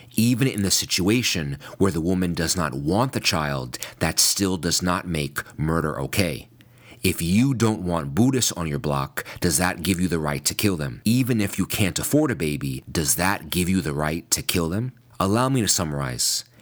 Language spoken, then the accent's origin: English; New York, United States; in my home state of New York